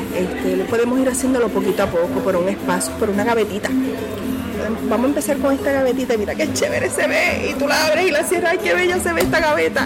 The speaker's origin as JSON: {"language": "Spanish", "country": "Puerto Rico", "said": "nosotros como, como boricuas que estábamos aquí"}